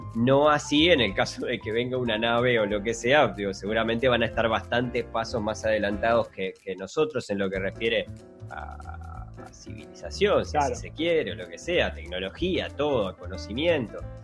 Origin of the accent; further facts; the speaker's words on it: Uruguay; nosotros como uruguayos